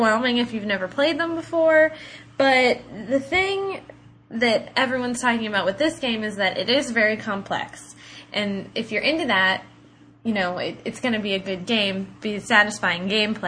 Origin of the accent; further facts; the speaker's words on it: Ohio, United States; we're from Ohio, Midwest